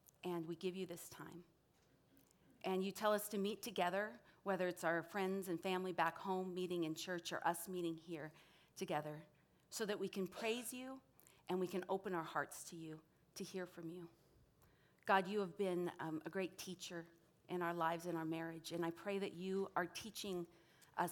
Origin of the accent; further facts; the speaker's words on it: United States; moved away as an adult; now in California, United States; I grew up in Montana, Wyoming. I was born and raised there. Didn't come out to California till college at Biola